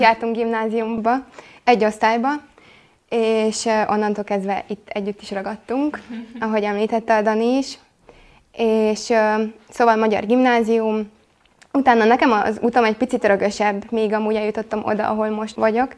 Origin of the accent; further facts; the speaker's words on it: Slovakia; kisebbségi magyarként élünk Szlovákiában